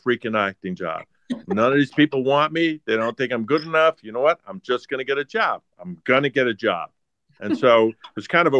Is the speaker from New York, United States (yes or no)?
yes; New York, United States; I grew up in New York